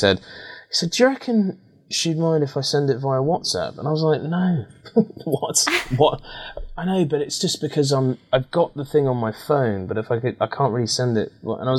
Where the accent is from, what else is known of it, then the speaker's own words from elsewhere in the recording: Maida Vale, London, United Kingdom; accent: London accent; My accent, as you sort of mentioned at the beginning, it's sort of been through the mill, so to speak. You know, in terms of, you know, because I used to go to a state school in Maida Vale, mm-hmm. and I used to have quite a London accent.